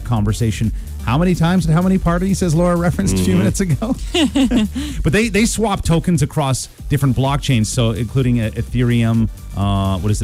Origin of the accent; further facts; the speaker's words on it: Tara, Ontario, Canada; myself in Tara, Ontario